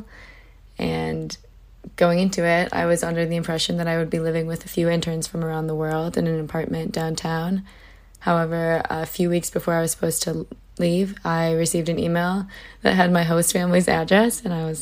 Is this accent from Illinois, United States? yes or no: yes; Illinois, United States; a Midwesterner just like me, because I'm from Illinois